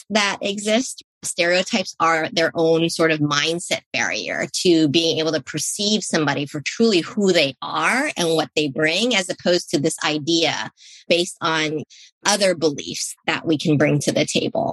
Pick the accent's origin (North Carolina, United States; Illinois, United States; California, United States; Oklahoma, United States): California, United States; San Francisco; where my parents settled was in a neighborhood in San Francisco called the Bayview District